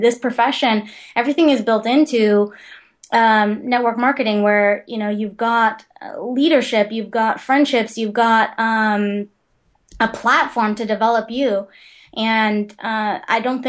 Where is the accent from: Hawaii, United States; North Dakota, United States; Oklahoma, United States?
Hawaii, United States; Big Island; I grew up on the Big Island